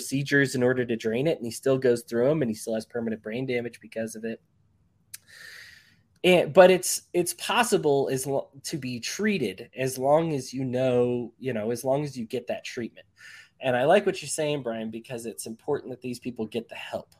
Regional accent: San Diego, California, United States; growing up in San Diego

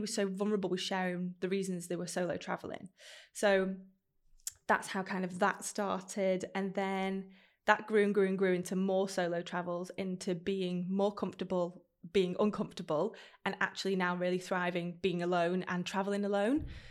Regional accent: Stockport, North West England, United Kingdom; I grew up in Stockport, which is very landlocked

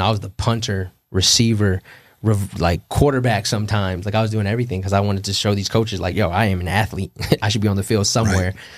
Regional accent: California, United States; moved away as an adult; they knew I was from Cali

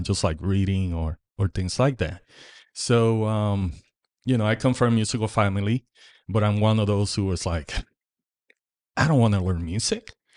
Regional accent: Puerto Rico; now in Indiana, United States; I grew up in Puerto Rico

